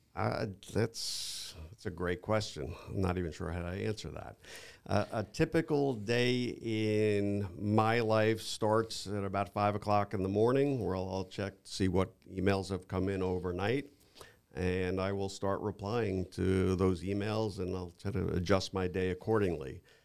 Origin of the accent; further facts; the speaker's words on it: New York, United States; moved away as an adult; now in Naples, United States; I'm originally from New York